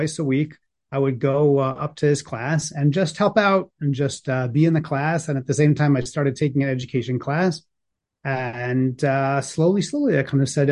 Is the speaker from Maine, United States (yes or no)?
no; New Jersey, United States; I grew up in New Jersey, going to Jewish day schools